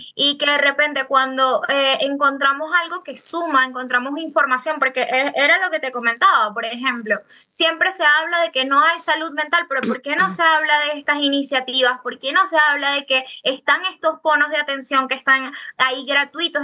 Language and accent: Spanish; Venezuela; now in Chile; Nosotros como comunidad venezolana